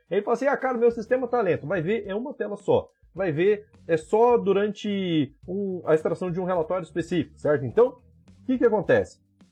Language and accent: Portuguese; Campo Grande, Mato Grosso do Sul, Brazil; Eu sou de Campo Grande aqui também